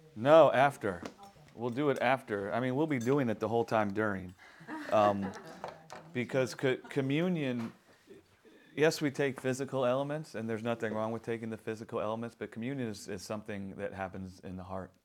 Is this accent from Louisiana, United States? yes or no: yes; New Orleans, Louisiana, United States; I'm from New Orleans